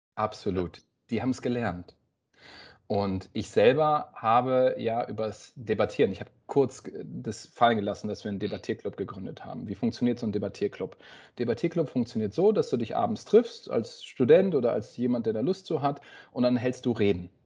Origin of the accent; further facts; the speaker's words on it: Oldenburg, Lower Saxony, Germany; moved away as an adult; also born or lived in Tübingen / Baden-Württemberg; Wir kommen aus Oldenburg, das würden wir als Heimat bezeichnen, im Norden von Deutschland, bei Bremen.